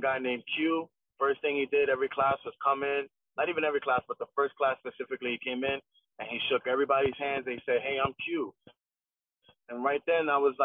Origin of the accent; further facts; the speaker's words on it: New York City, New York, United States; In Williamsburg. Okay. My whole life.